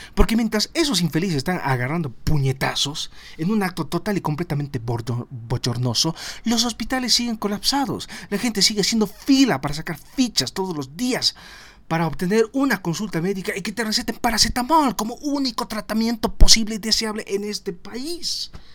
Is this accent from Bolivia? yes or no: yes; Bolivia; todos somos bolivianos